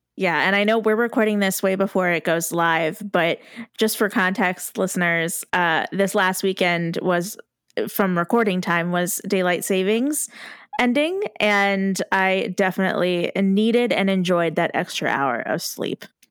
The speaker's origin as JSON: {"language": "English", "country": "United States", "said": "as an American who doesn't watch Italian media"}